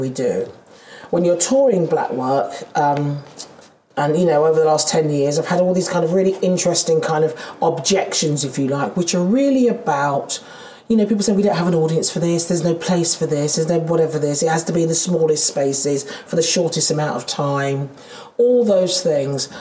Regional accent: London, United Kingdom; accent: Londoner; I'm a Londoner. You can hear I'm a Londoner. I'm a goddamn South East Londoner.

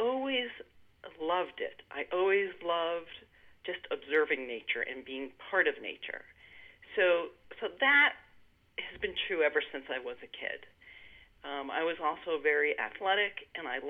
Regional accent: Sudbury, Massachusetts, United States; I grew up in Sudbury, Massachusetts.

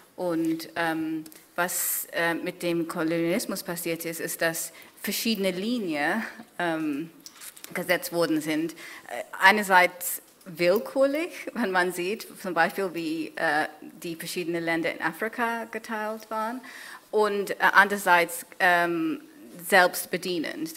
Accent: Kenya; German is a second language; now in Germany; Kenia geschrieben, ähm, wo ich aufgewachsen bin

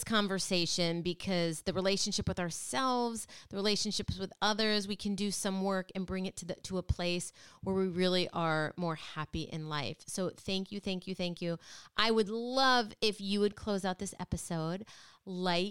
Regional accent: Midwest, United States; now in Connecticut, United States; I grew up in the Midwest, and I love where I grew up.

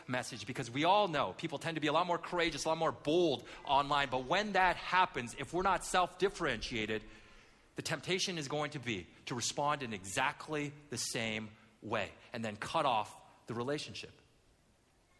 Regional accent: Vancouver, British Columbia, Canada; as a kid, I grew up in Vancouver. Not Vancouver, Washington, but the real Vancouver, Vancouver, Canada

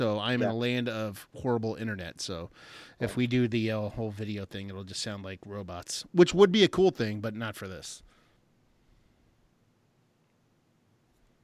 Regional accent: New Jersey, United States; I was born in New Jersey.

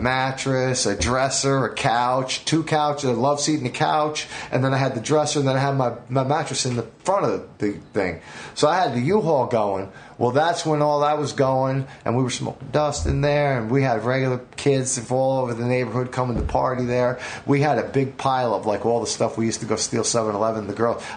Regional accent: Brick, New Jersey, United States; also born or lived in Detroit, Michigan; I was some runaway from Brick County, Jersey

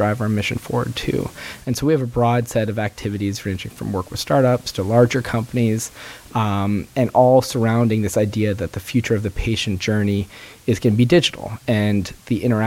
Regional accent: Montreal, Quebec, Canada; now in Boston, United States; I grew up in Montreal.

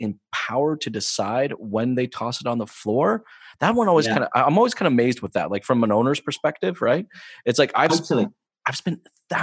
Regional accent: United States; moved away as an adult; also born or lived in New Mexico; now in Canada; I'm originally from the States, I'm not from Canada

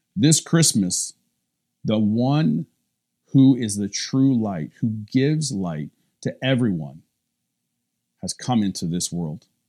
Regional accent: Cobden, Ontario, Canada; my little hometown, Cobden

